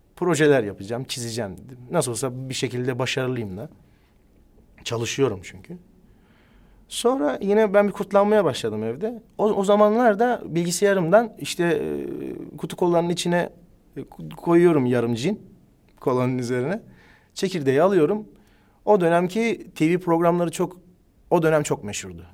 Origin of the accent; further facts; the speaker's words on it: Ankara, Turkey; Biz Ankara'da doğduk, büyüdük